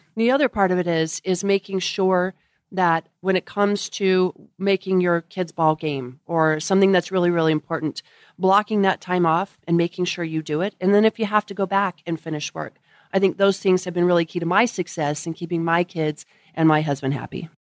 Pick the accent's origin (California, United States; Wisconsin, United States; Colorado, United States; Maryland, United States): Colorado, United States; moved away as an adult; also born or lived in Washington, D.C.; now in Midland, United States; born and raised in Colorado